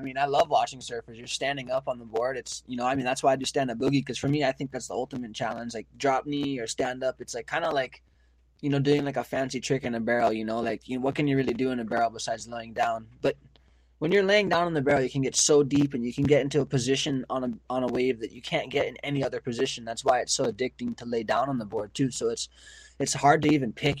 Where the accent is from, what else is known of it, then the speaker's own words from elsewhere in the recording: Maui, Hawaii, United States; moved away as an adult; now in Oahu, United States; I was growing up in Maui